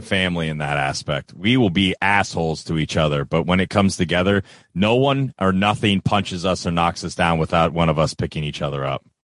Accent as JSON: {"language": "English", "region": "Florida", "country": "United States", "moved": "yes", "lives_now": "Kentucky, United States", "said": "I'm from Florida. I do live in Kentucky. I've lived in Kentucky for a long time"}